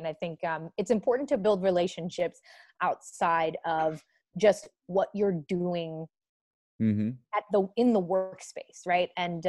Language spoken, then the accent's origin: English; the North, United States; In my last role, I worked with a lot of people in the South, and I am obviously from the North, and our cultures are very, very different.